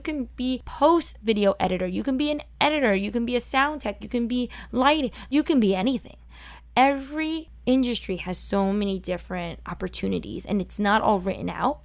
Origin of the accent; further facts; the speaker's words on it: New York City, New York, United States; growing up in Sunset Park